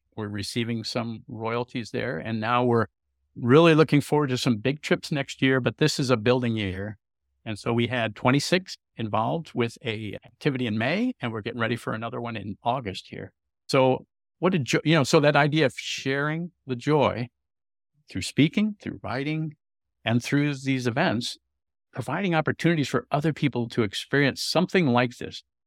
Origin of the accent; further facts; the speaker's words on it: California, United States; I had traveled as a youth growing up in California